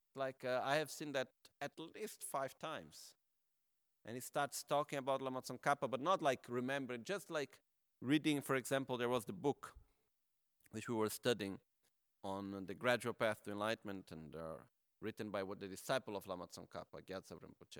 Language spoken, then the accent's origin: English; Brazil; I am from Brazil